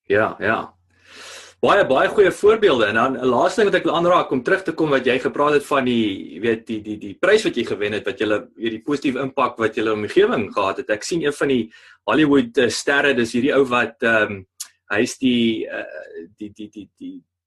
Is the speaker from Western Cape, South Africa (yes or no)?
no; Parys, Free State, South Africa; moved away; Parys toe te gaan wat uh, ek beskou as my my tuisdorp nou maar daar in die Vrystaat